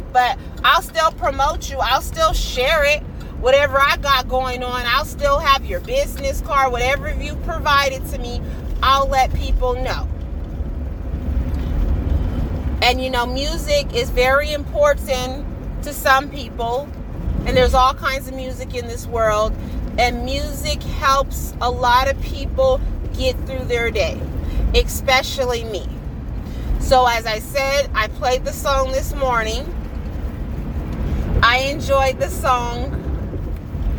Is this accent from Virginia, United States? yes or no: no; California, United States; I am from California